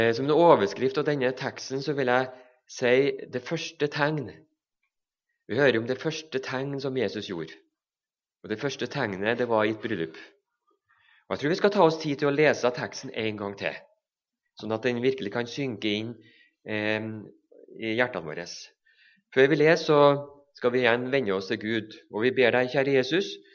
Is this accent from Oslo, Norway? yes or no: no; Levanger, Trøndelag, Norway; Begge så kommer vi fra Levanger i Trøndelag